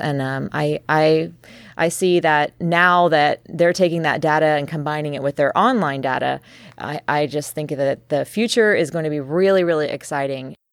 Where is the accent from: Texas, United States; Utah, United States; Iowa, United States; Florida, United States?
Texas, United States; moved away; also born or lived in California / New York; I was born and raised in Texas